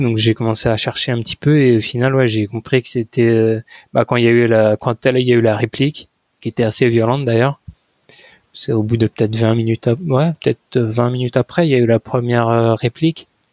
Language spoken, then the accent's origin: French; France; moved away as an adult; now in Japan; Je fais, bah, de France